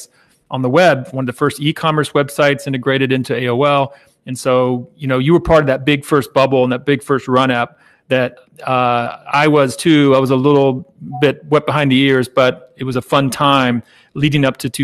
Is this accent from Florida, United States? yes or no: yes; Jacksonville, Florida, United States; also born or lived in Savannah, Georgia; I grew up in the Jacksonville area, Jacksonville, Florida